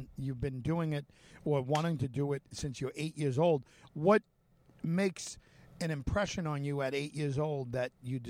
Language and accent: English; California, United States; Well, I grew up in California